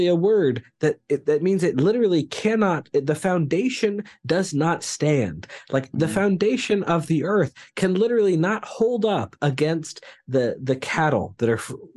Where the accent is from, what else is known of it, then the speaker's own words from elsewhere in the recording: near the Appalachians, United States; I butt right up against the Appalachians in my hometown